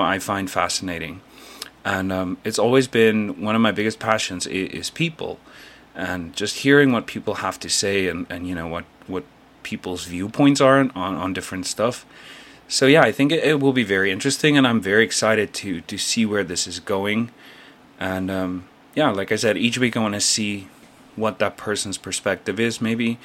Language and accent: English; South Africa; moved away as an adult; now in South Korea; I'm originally from South Africa, but I currently live and work in Korea, South Korea, as a full-time English teacher